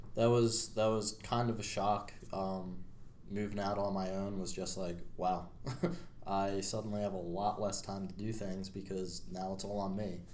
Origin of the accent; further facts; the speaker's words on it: Media, Pennsylvania, United States; I grew up in Media, Pennsylvania. So I'm uh, still in my, my home state here.